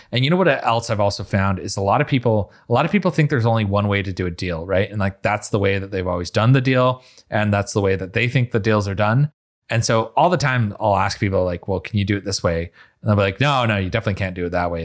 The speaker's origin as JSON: {"language": "English", "region": "Utah", "country": "United States", "moved": "yes", "lives_now": "Miami, United States", "said": "I'm from Utah. I'm like a twelfth generation Uton or something"}